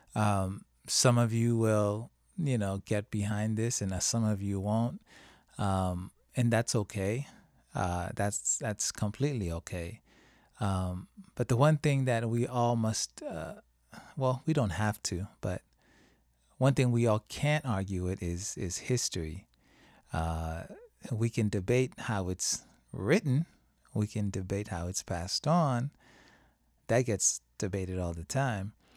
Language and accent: English; Haiti; now in United States; I didn't grow up celebrating Thanksgiving when I was in Haiti